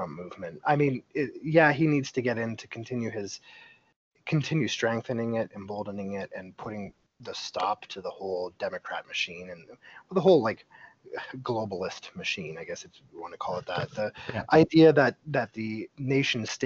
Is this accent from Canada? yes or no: yes; Canada; I'm Canadian and this is just how I grew up, in a socialized medical system